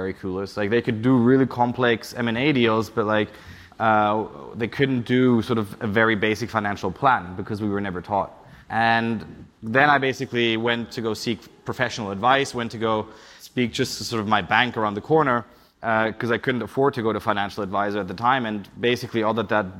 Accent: Berlin, Germany; moved away as an adult; also born or lived in Charlottesville, United States / Switzerland; now in United Kingdom; I'm originally from Berlin, but I always like to say I left when the city started getting cool, because I graduated from high school

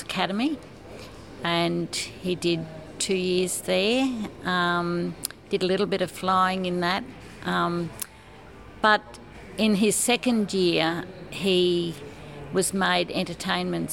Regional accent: Bell, Queensland, Australia; I'm originally from Bell, out near Dalby in Queensland

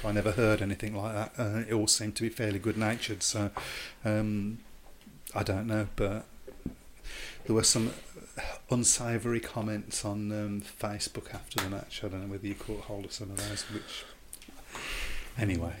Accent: Birmingham, West Midlands, United Kingdom; accent: Brummie; as a Brummie myself

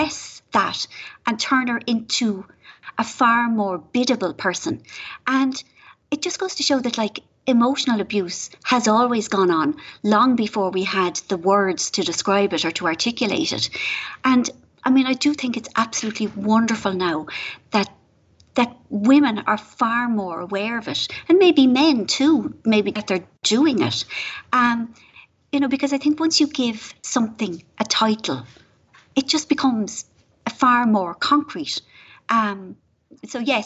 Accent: Ireland; moved away

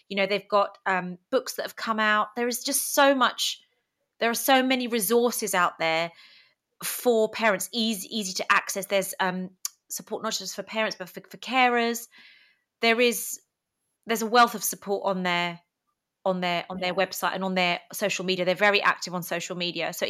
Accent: United Kingdom; English is a second language; also born or lived in Greece; My parents were immigrants to the UK. I went to school not knowing any English.

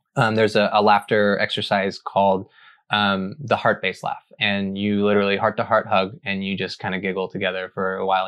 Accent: Arkansas, United States; I grew up in Arkansas

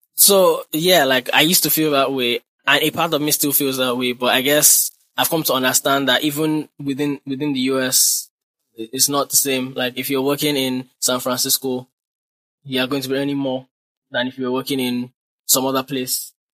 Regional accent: Nigeria; also born or lived in Ibadan / Ilupeju, Lagos; now in Lagos, Nigeria; being in Nigeria and being a Nigerian.

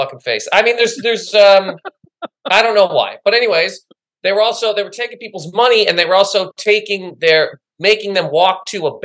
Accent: Nova Scotia, Canada; moved away as an adult; also born or lived in Toronto; now in New York, United States; It's where I live, but I'm from Nova Scotia. I'm from the Maritimes.

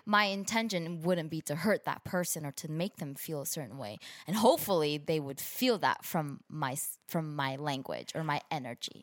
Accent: San Gabriel Valley, California, United States; also born or lived in Brazil; I grew up in the San Gabriel Valley, which is a predominantly Asian community

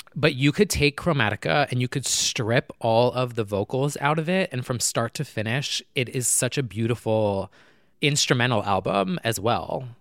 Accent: New Jersey, United States; now I'm from New Jersey.

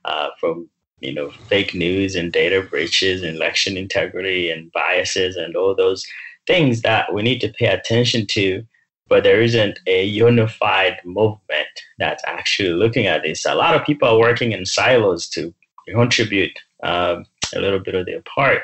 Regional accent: Uganda; now in United States; I grew up in Uganda

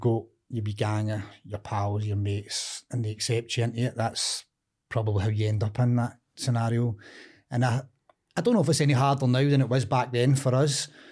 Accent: Cumbernauld, Scotland, United Kingdom; also born or lived in Drumchapel, Glasgow; Moved to Cumbernauld. I think I was, like, five, going on six, just starting primary school

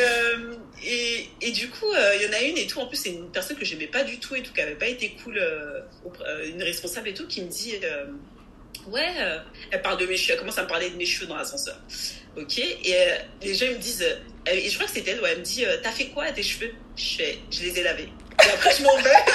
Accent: France; Je suis française, je suis née en France, mais je suis aussi d'origine togolaise et de nationalité togolaise

